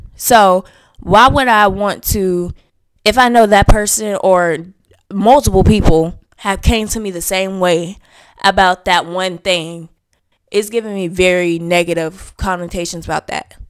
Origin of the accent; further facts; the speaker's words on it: the South, United States; I was raised in the South